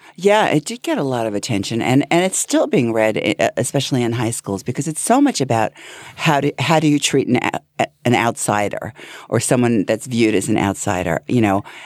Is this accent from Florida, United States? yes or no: no; Hempstead, New York, United States; I grew up in, in Hempstead, um, Franklin Square